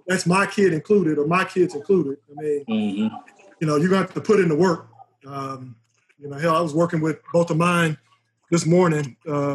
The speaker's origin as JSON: {"language": "English", "town": "Houston", "region": "Texas", "country": "United States", "tie": "born or raised there", "said": "I grew up in Houston in Third Ward"}